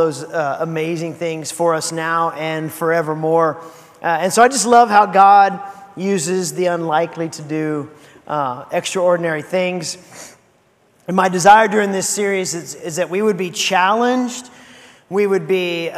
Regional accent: Seguin, Texas, United States; moved away; also born or lived in San Marcos, Texas; I grew up in Seguin

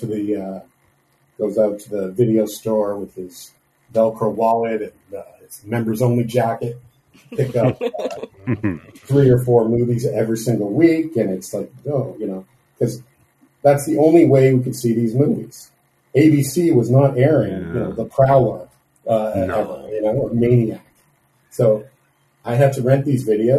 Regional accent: Canada; I'm Canadian

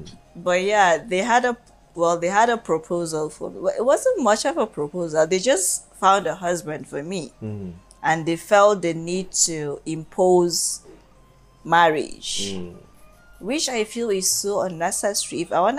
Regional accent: Kano, Kano State, Nigeria; I'm sorry to say I'm from the North

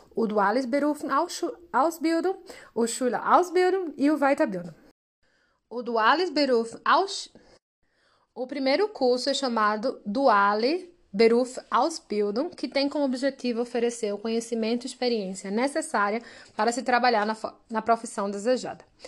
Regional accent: Brazil; somos brasileiros, temos outro tipo de diploma

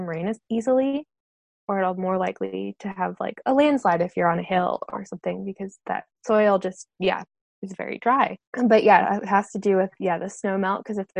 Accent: New England, United States; also born or lived in Vermont; I grew up in New England and I went to school in Vermont.

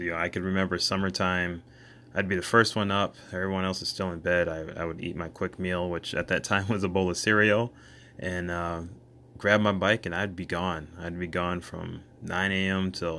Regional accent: Michigan, United States; also born or lived in Bronxville, New York; I was born in New York, Bronxville, New York, to a mother and father whom I love dearly. I have two older sisters, and between the two of them, I have six nieces and nephews, three nieces and three nephews. When I was about 5 years old, we relocated to Michigan, where I reside currently.

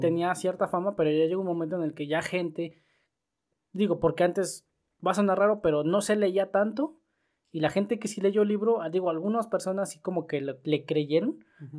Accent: Mexico; nosotros somos vecinos de Estados Unidos

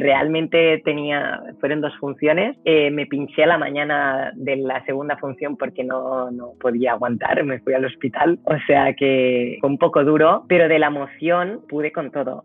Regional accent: Granollers, Catalonia, Spain; moved away as an adult; now in Poznań, Poland; Yo con tres añitos fui a ver un espectáculo en la plaza de mi pueblo, en Granollers

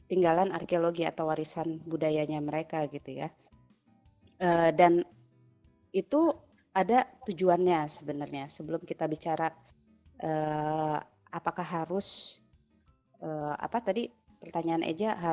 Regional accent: Java, Indonesia; jadi misalnya ya gue orang Jawa gitu kan bapak ibu Jawa asli gitu kan walaupun gue tinggal dimanapun gue akan selalu terkoneksi dengan budaya Jawa gitu walaupun gue nggak tinggal di Jawa

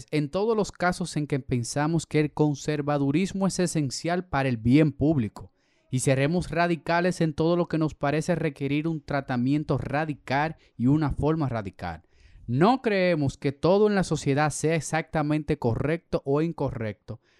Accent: Dominican Republic; nosotros somos República Dominicana ahora, pero fue por un regalo

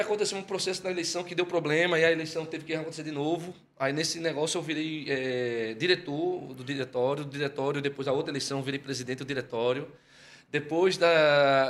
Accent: Olinda, Pernambuco, Brazil; also born or lived in Fortaleza; nasci lá. Aos sete anos de idade ele se aposentou, quando tive sete anos de idade ele se aposentou e voltou para cá, para Recife. E aí eu vim junto. E quando chegou, se instalou logo em Olinda

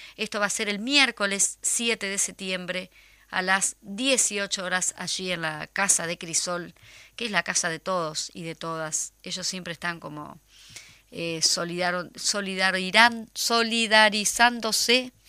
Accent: Canelones, Uruguay; municipio de Canelones, mi pueblo, mi, mi ciudad, mi gran, mi nada, mi todo

